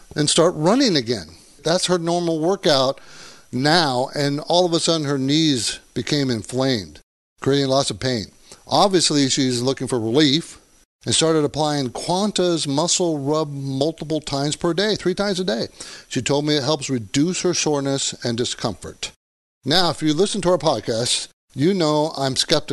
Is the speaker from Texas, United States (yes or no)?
no; San Diego, California, United States; also born or lived in Olympia, Washington / Seattle, Washington; moved to San Diego. I grew up in San Diego, but I was born there